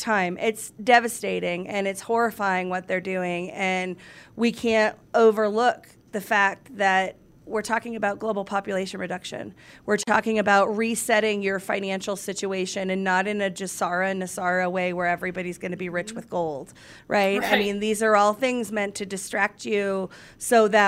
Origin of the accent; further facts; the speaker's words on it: Atlanta, Georgia, United States; grew up in Atlanta